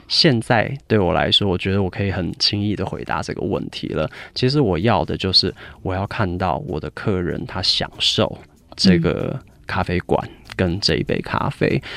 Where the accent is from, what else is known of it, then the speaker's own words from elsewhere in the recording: United Kingdom; 我在英国长大，我其实十二岁就去英国了